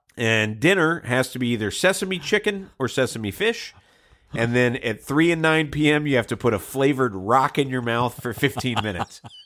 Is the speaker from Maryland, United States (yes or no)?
no; Georgia, United States; I grew up in Georgia